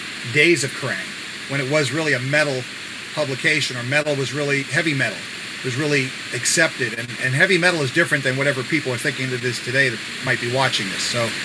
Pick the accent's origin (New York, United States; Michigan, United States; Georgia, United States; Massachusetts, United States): New York, United States; New York City; we're coming from Queens. We live near each other in Bayside, New York.